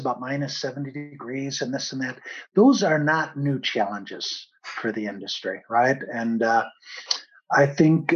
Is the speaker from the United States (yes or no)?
yes; Chicago, Illinois, United States; moved away as an adult; also born or lived in Italy / Spain / Brussels; now in Germany; I was born and raised in Chicago, studied economics